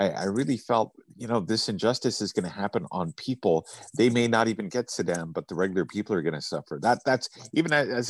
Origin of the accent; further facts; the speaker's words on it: Canada; I'm from Canada.